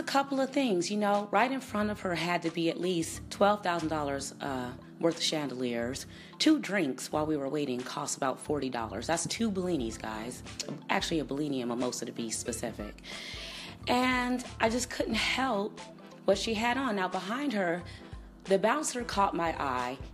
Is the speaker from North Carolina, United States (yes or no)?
no; Chicago, Illinois, United States; moved away; St. Paddy's Day celebration in Chicago. I was in my hometown over this weekend